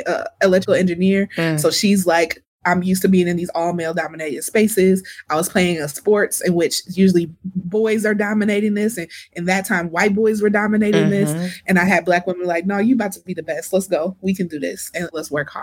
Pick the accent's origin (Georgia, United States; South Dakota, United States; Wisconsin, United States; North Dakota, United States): Wisconsin, United States; Milwaukee; moved away; I'm proudly from Milwaukee